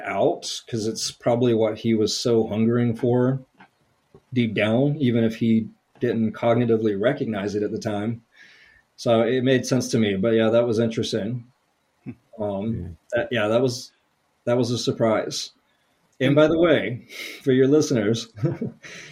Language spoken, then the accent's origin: English; Atlanta, Georgia, United States; moved away as an adult; also born or lived in New Orleans / North Carolina; I'm from the Atlanta area